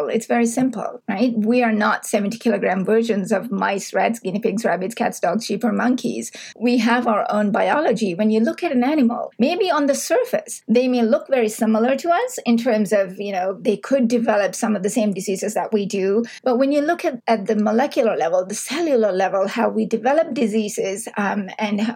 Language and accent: English; Sri Lanka; now in Canada; I grew up in Sri Lanka.